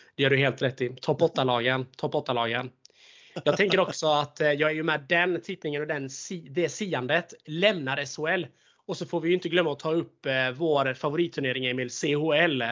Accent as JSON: {"language": "Swedish", "region": "Småland", "country": "Sweden", "accent": "Småland dialect", "said": "jag är smålänning"}